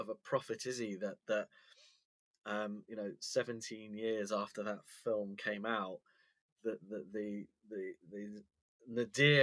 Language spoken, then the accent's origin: English; London, United Kingdom; moved away as an adult; now in North Wales, United Kingdom; I was born and raised in London. So, you know, I'm in exile here in North Wales